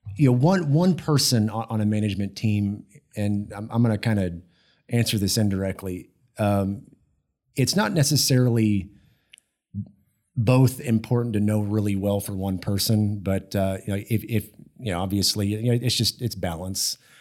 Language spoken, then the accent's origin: English; Austin, Texas, United States; also born or lived in Houston, Texas; growing up in Texas, I, I, I grew up in Austin